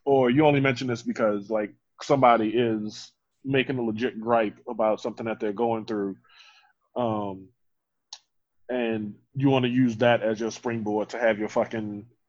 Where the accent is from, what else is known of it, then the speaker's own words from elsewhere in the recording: New Orleans, Louisiana, United States; from New Orleans.